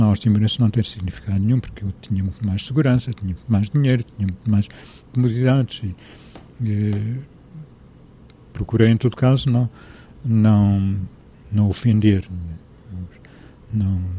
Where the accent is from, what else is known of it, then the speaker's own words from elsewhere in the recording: Leiria, Leiria District, Portugal; born there; also born or lived in Lisbon; now in Mértola, Portugal; nasci em Liria, vivi no norte de Portugal, vivi em Lisboa